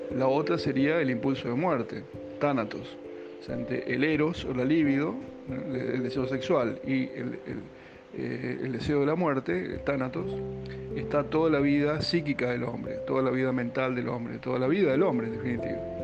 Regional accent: Argentina; la cultura actual, en particular la nuestra, la argentina, ni hablar la porteña

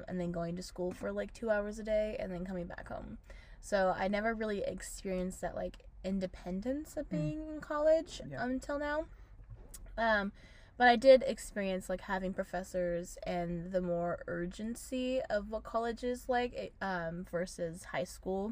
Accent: United States; moved away; I'm from Washington

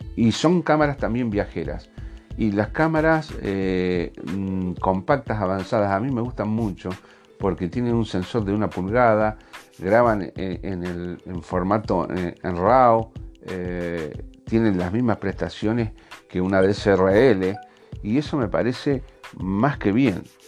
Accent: Argentina; Yo soy de Argentina

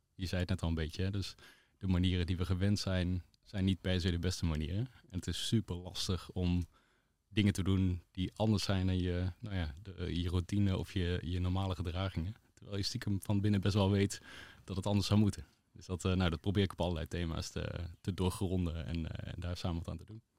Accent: Balkbrug, Overijssel, Netherlands; ik ben opgegroeid in Balkbrug

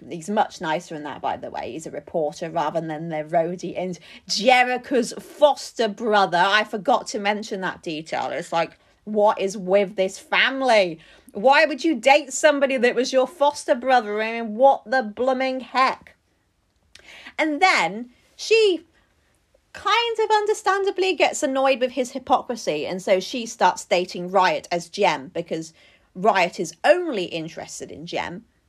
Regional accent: United Kingdom; as a Brit

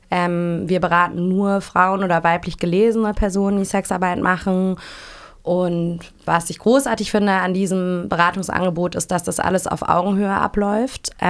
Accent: Hamburg, Germany; ich komme aus Hamburg

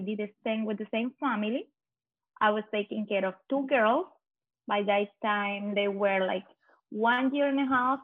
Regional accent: Colombia; moved away as an adult; also born or lived in Ohio; now in New York, United States; it was just a 45-minute flight from my hometown to the capital

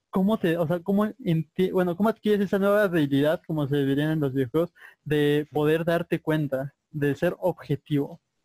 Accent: Mexico; nosotros como mexicanos

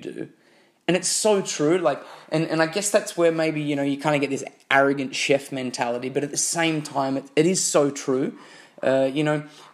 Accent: Australia; I'm from Australia

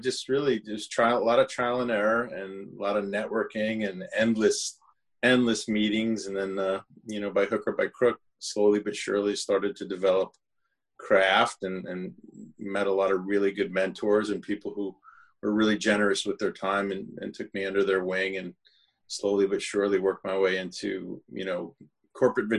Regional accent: near Paterson, New Jersey, United States; I grew up in near Paterson

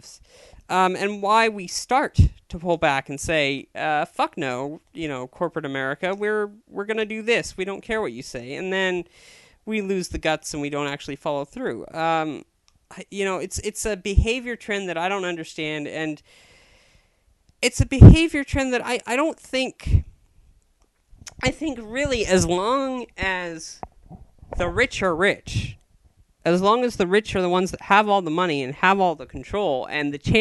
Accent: Chico, California, United States; I was born in Chico, California on September 30th, 1984

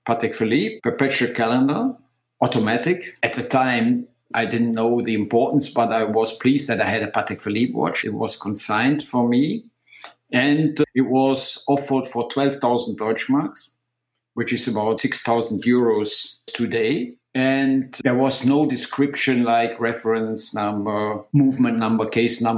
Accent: Aachen, North Rhine-Westphalia, Germany; my hometown in Aachen

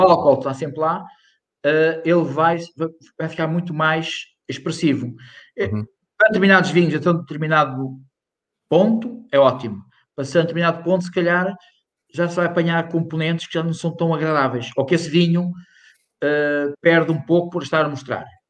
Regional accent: Ponte de Lima, Norte, Portugal; moved away; eu sou de Ponte Lima

